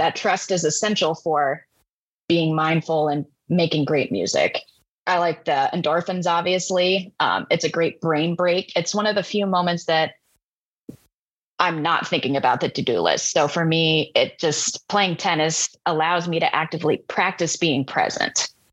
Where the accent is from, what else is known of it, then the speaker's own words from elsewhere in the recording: Tri-Cities, Washington, United States; we had a fantastic steel drum band and elementary music program where I grew up in the Tri Cities